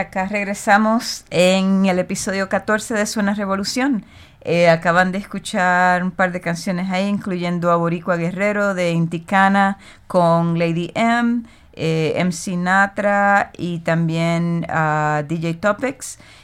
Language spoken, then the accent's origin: Spanish; Puerto Rico; de Boriquén, de la isla de donde yo soy, eh, también conocida como Puerto Rico